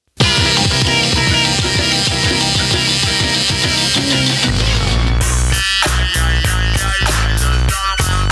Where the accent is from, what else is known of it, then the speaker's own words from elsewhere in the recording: West Coast, United States; I'm from the West Coast